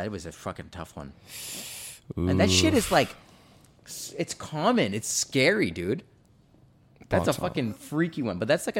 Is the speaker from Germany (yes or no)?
no; Jamaica; I'm Jamaican, okay. I have slavery ancestry too.